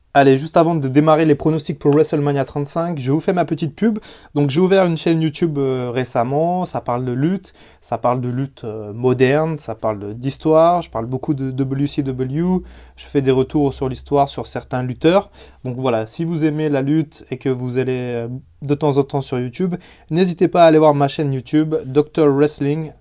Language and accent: French; France; chez nous en France